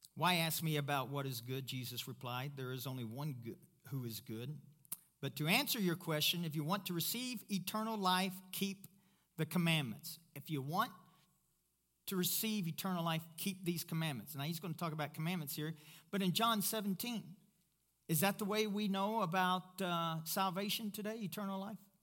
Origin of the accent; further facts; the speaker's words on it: Kentucky, United States; I'm from Kentucky